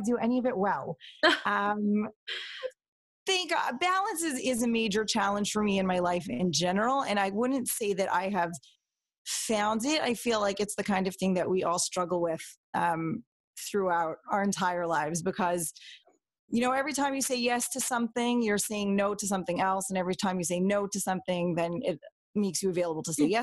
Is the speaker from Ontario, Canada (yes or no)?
yes; Toronto, Ontario, Canada; I was born and raised in Toronto, into a pretty normal Modern Orthodox kind of family